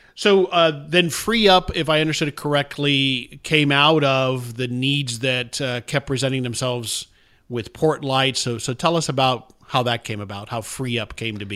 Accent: South Florida, United States; moved away; I'm from South Florida originally

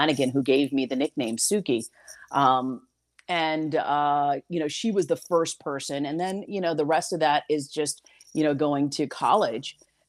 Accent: New York, United States; I am so proud of the fact that I am from New York

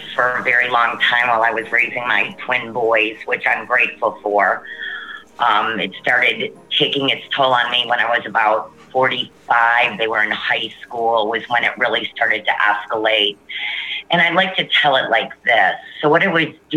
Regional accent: Warren, Michigan, United States; now in Cincinnati, United States; I'm originally from Warren, Michigan, and I now live in Cincinnati, Ohio, 6 months out of the year

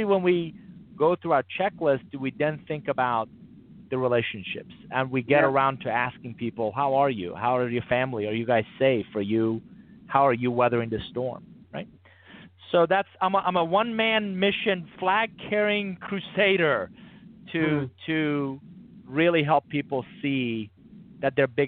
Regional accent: Atlanta, Georgia, United States; And I grew up in Atlanta

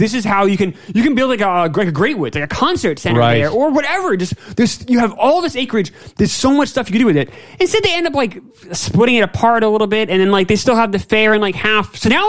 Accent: New York, United States; I came from New York

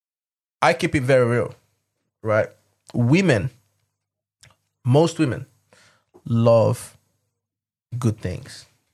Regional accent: Nigeria; I'm Nigerian.

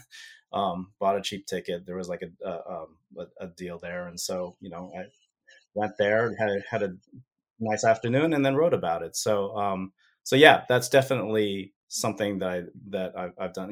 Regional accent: United States; I'm an American

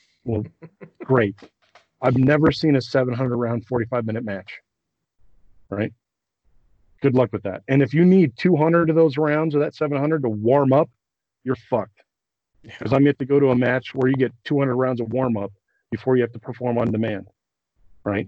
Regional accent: Colorado, United States; I come from Colorado where it's dry and not humid

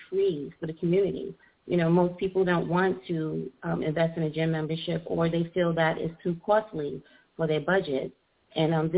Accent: New York City, New York, United States; also born or lived in Brooklyn; I was born in Brooklyn, raised in Queens, and in Rockaway by the water

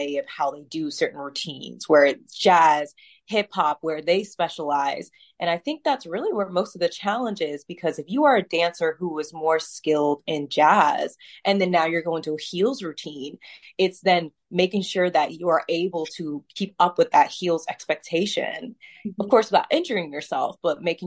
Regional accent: Pennsylvania, United States; now in Ohio, United States; I'm originally from Pennsylvania and I moved to Ohio later on in my life

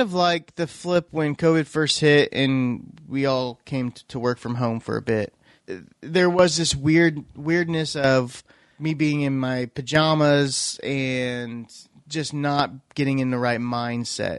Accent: Iowa, United States; also born or lived in Missouri; now in Oklahoma, United States; growing up in Iowa

